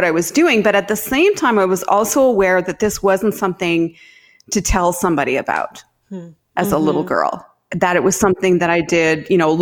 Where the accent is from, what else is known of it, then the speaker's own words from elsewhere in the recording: Saskatchewan, Canada; I grew up in Saskatchewan in Canada